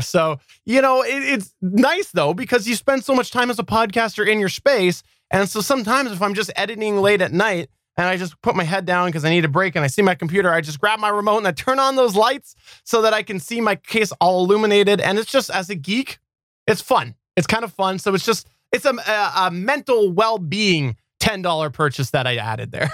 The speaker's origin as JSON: {"language": "English", "country": "Canada", "said": "as a Canadian"}